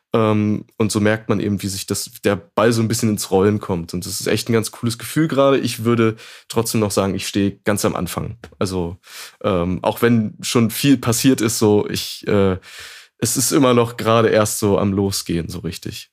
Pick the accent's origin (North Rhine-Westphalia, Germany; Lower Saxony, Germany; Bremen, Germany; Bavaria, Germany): Lower Saxony, Germany; Braunschweig; also born or lived in Hannover; ich komme ursprünglich aus Braunschweig